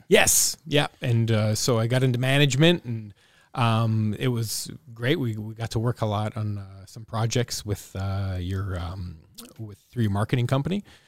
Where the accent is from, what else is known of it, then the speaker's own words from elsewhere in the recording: Welland, Ontario, Canada; growing up in Welland